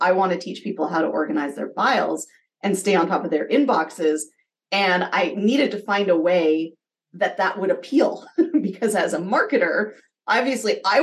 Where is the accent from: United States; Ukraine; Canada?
Canada; being Canadian and earning US dollars